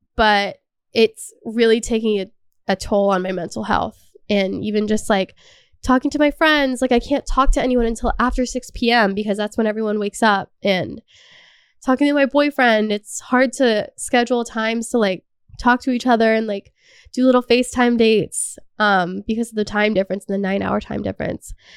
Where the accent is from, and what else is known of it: Canada